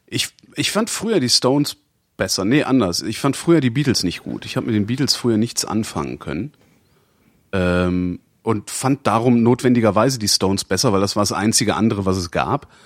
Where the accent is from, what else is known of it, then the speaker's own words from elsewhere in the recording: Cologne, North Rhine-Westphalia, Germany; ich bin ja Kölner